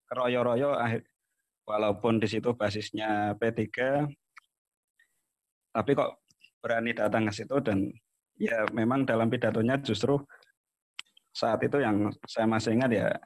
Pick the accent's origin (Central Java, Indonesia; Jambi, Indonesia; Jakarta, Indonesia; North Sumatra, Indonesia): Central Java, Indonesia; Pekalongan; di Pekalongan terutama di kampung saya itu NU deles jadi segala info mengenai NU kemudian PKB ya waktu itu cukup masif